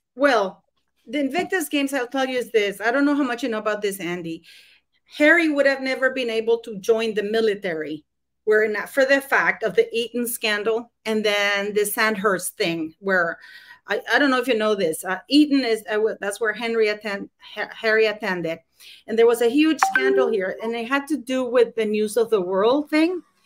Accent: Canada; I'm Canadian

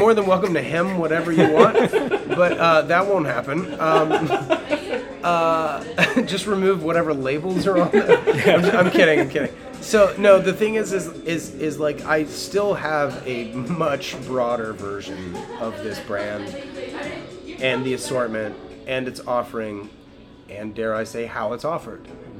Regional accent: the South, United States; now in California; I grew up in the South in a family that's like not, we don't operate that way.

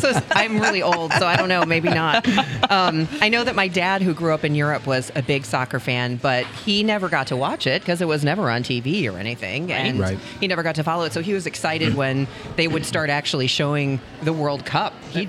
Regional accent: Chicago, Illinois, United States; moved away as an adult; also born or lived in Missouri / Greenville, South Carolina / Madison, Wisconsin / Columbus, Ohio; now in St. Louis, United States; I grew up in Chicago.

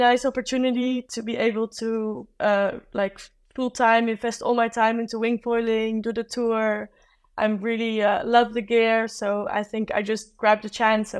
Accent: South Africa; I grew up like in South Africa, and that's also Africa, but this is a different type of Africa.

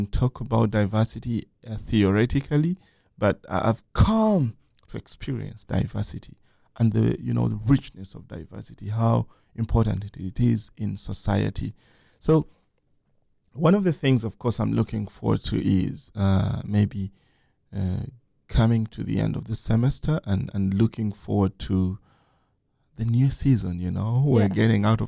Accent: Kampala, Central Region, Uganda; moved away as an adult; now in United States; my hometown, Kampala

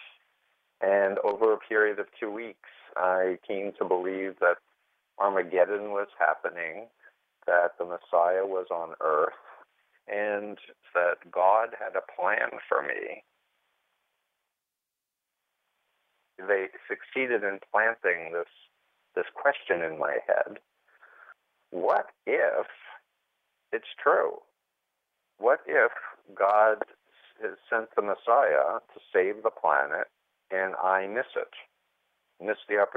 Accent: New York City, New York, United States; I grew up in Flushing, Queens, New York, the youngest of three kids, middle-class, conservative Jewish upbringing

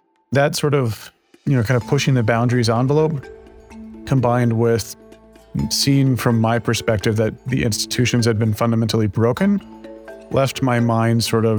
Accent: Texas, United States; Yeah, so it's funny, I don't have a Texas accent, but I grew up in Texas.

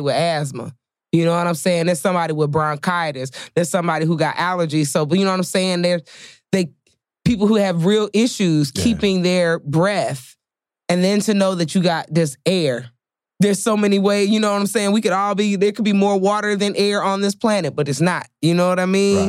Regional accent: Chicago, Illinois, United States; I'm from Chicago

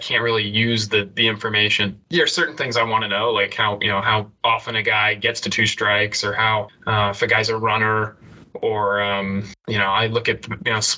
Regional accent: Knoxville, Tennessee, United States; growing up in Knoxville

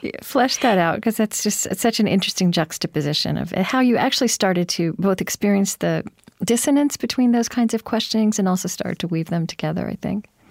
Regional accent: Pottawatomie County, Oklahoma, United States; I grew up actually in Pottawatomie County in Oklahoma

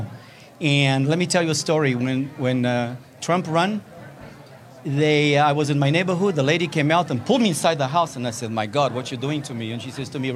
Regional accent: South Africa; moved away as an adult; also born or lived in Mozambique; now in Las Vegas, United States; I was born in Mozambique, went to school in South Africa. I went through a revolution. I came here in 87

